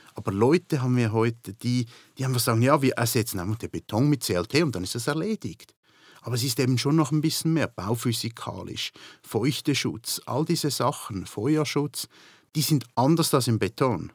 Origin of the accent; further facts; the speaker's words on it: Switzerland; moved away as an adult; now in United Kingdom; In der Schweiz, wo ich aufgewachsen bin